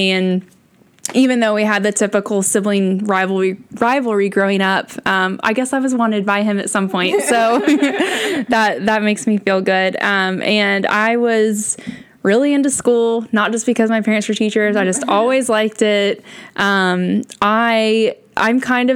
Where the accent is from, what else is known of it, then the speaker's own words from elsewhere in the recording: Hendersonville, Tennessee, United States; I grew up in Hendersonville, Tennessee, which is also a suburb of Nashville.